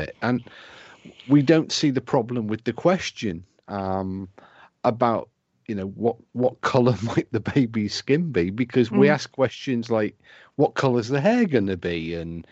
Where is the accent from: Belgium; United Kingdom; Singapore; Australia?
United Kingdom; accent: British; my British accent